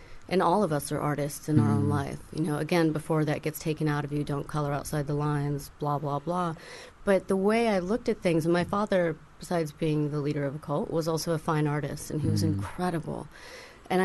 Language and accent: English; Tuscany, Italy; moved away; I grew up in Tuscany, and there was a duke that was in the group, so I grew up, you know, kind of on his estate